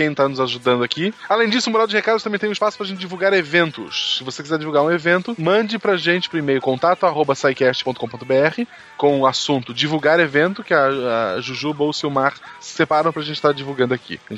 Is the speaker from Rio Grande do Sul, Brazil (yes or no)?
no; Teresina, Piauí, Brazil; Ah, eu sou de Teresina, no Piauí.